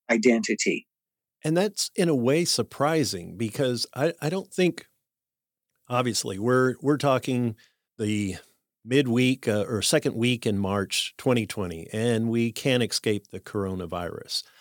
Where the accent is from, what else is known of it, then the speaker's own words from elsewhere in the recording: Chicago, Illinois, United States; born there; So I always say I was born in Chicago with Cajun blood